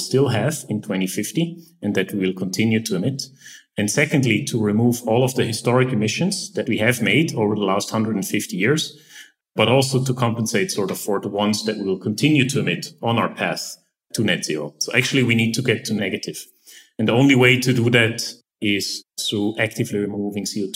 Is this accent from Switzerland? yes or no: yes; Eastern Switzerland, Switzerland; moved away as an adult; I grew up in Eastern Switzerland, pretty much a bit in the countryside.